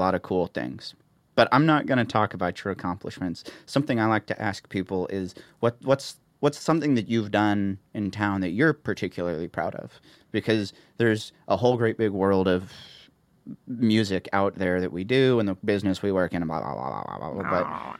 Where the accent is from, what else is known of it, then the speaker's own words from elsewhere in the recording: Columbia, Missouri, United States; we were doing Tour Stop in Columbia, Missouri, my hometown.